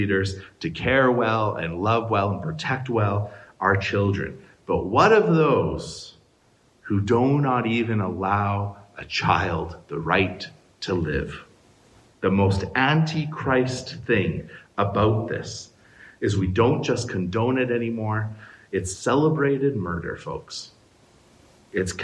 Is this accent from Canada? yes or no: yes; Canada; as a Canadian today, in 2020